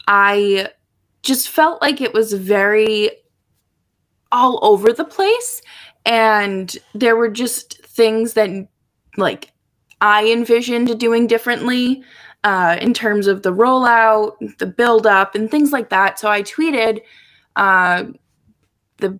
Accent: Boston, Massachusetts, United States; I grew up in Boston

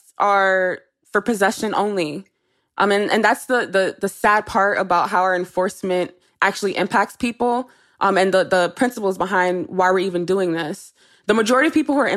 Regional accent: New York City, New York, United States; I'm also from the Bronx. I mean, at that time, I never really had a world outside of the Bronx

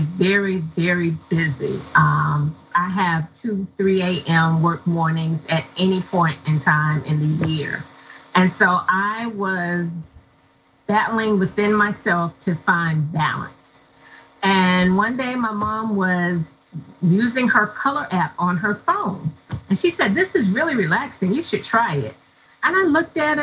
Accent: Hampton, Virginia, United States; also born or lived in Norfolk, Virginia; I grew up in Hampton, Virginia.

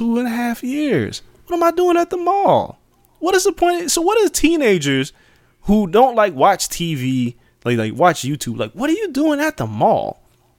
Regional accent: Las Vegas, Nevada, United States; I used to kick it at the mall growing up in Vegas at the Meadows Mall

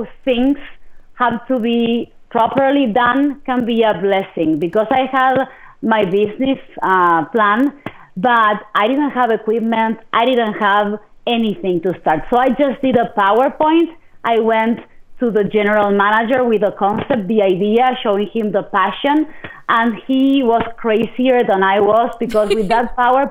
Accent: Argentina; moved away as an adult; also born or lived in Midland Odessa, Texas; now in United States; I'm originally from Argentina

